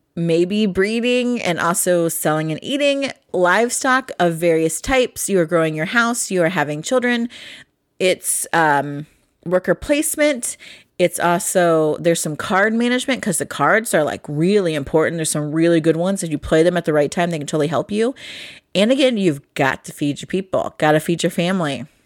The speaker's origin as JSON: {"language": "English", "region": "Ohio", "country": "United States", "tie": "born or raised there", "said": "I'm from Ohio. Farming is big. I was in F F A, Future Farmers of America, when I was in high school"}